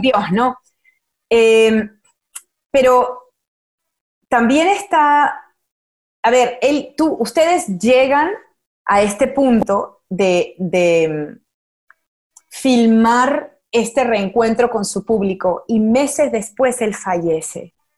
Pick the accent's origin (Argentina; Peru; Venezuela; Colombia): Peru; moved away as an adult; also born or lived in Miami, United States; now in Los Angeles, United States; yo soy peruana